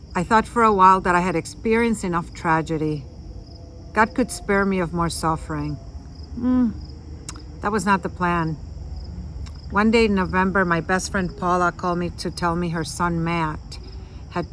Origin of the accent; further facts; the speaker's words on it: San Juan, Puerto Rico; moved away as an adult; I was born in San Juan, Puerto Rico to a Catholic family